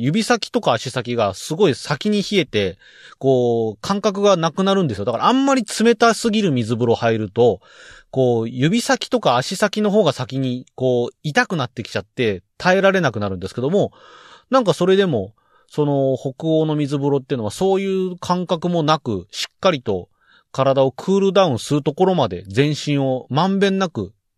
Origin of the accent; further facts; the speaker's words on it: Saitama, Japan; 僕埼玉県民です